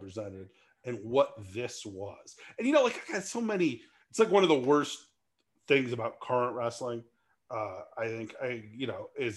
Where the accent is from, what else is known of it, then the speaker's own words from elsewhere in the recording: California, United States; I grew up in California, not in the South